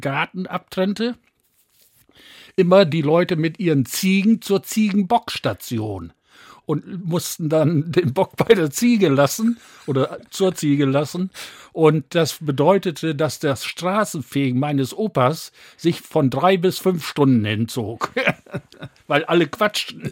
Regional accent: Bad Bentheim, Lower Saxony, Germany; now in Osnabrück, Germany; aus Gildehaus, heute Ortsteil von Bad Bentheim bin dort wirklich auf dem Land groß geworden

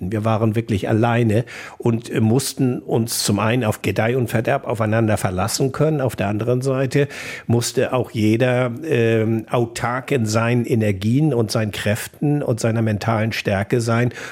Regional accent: North Sea coast, Germany; Äh, ich bin teilweise an der Nordsee groß geworden, meine Großeltern lebten auf Sylt und ähm, andere sind zur See gefahren.

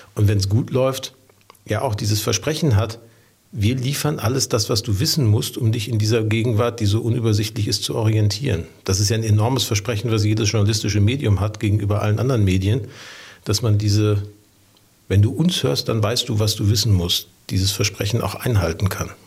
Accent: Ruhr area, North Rhine-Westphalia, Germany; now in Hamburg, Germany; ich bin im Ruhrgebiet groß geworden.

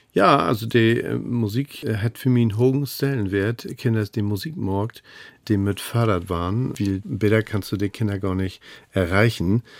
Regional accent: Hamburg, Germany; als Hamburger sage ich ja ob.

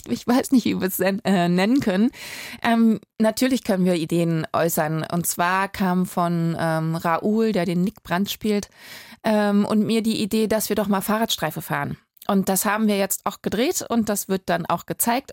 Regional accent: Berlin, Germany; ich als Berlinerin

